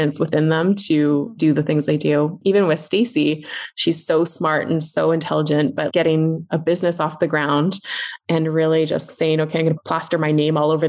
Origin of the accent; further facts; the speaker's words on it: Vancouver, British Columbia, Canada; now in Penticton, Canada; I'm from Vancouver too